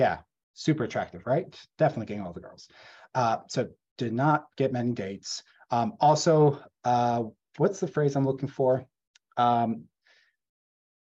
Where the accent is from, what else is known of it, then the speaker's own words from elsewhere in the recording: Gettysburg, Pennsylvania, United States; I grew up in Gettysburg, Pennsylvania, rural Pennsylvania